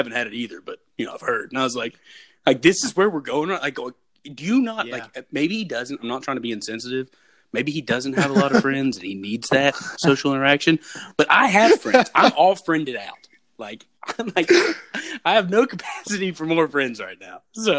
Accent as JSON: {"language": "English", "country": "United States", "said": "I don't want to make my own food, obviously, because I'm American."}